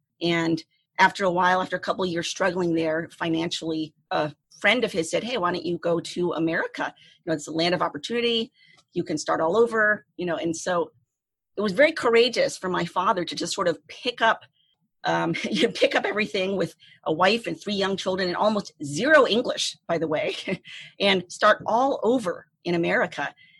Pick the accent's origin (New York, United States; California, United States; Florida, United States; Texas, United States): Florida, United States; East Coast of; also born or lived in Saigon, Vietnam; I grew up on the East Coast of Florida. So I liked to go to the beach a lot